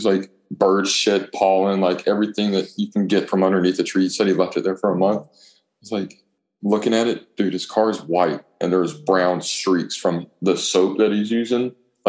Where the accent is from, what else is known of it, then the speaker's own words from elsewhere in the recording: Auburn, Alabama, United States; I was born and raised in Auburn. And now I graduated from Auburn High School. And now I'm at Auburn University.